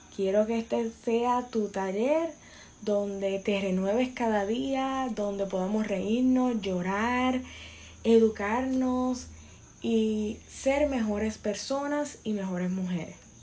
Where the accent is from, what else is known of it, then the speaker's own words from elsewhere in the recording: Puerto Rico; soy boricua